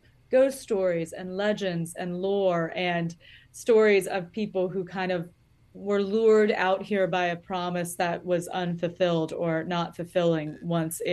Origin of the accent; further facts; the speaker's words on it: North Carolina, United States; moved away as an adult; also born or lived in Los Angeles; I'm from North Carolina. That's where I am right now. And we grew up